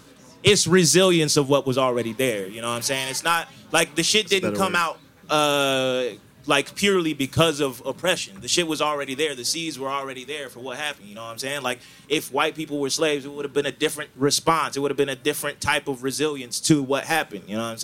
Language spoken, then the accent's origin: English; Lithonia, Georgia, United States; I'm from Lithonia, so like